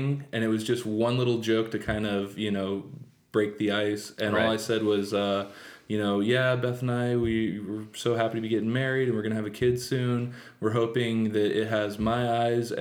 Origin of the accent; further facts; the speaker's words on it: San Luis Obispo, California, United States; also born or lived in Atascadero; I'm originally from San Luis Obispo, actually. Father's side was from Costa Rica